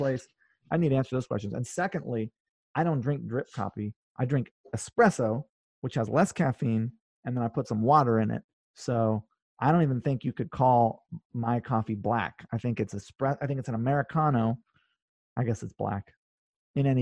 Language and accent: English; North Shore, Oahu, Hawaii, United States; also born or lived in California; now in New York, United States; I grew up on the North Shore. It's the best.